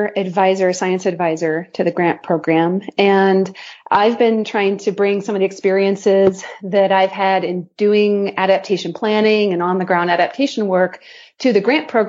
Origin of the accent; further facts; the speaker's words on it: Boston, Massachusetts, United States; You know, I'm from Boston, right, Doug?